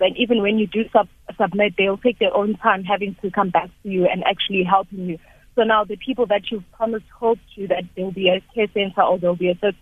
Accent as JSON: {"language": "English", "town": "Izingolweni", "region": "KwaZulu-Natal", "country": "South Africa", "tie": "born or raised there", "moved": "as an adult", "lives_now": "Johannesburg, South Africa", "said": "I was born and bred in Isingolweni, and I came to Joburg because of studying."}